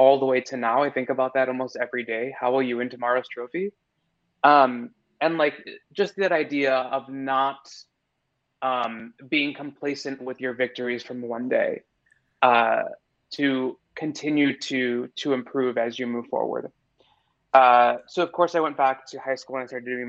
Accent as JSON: {"language": "English", "area": "suburbs south of Chicago", "region": "Illinois", "country": "United States", "tie": "born or raised there", "moved": "yes", "lives_now": "New York, United States", "said": "I grew up in the Midwest, in like the suburbs about 30 minutes south of Chicago"}